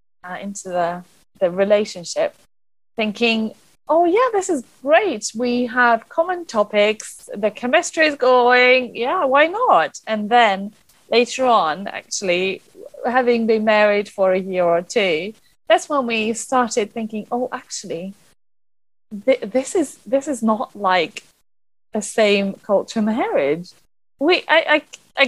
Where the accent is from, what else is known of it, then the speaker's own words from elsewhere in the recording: Budapest, Hungary; moved away as an adult; now in London, United Kingdom; I was brought up in Budapest, which is the capital city of Hungary, in a very Hungarian family, traditional upbringing.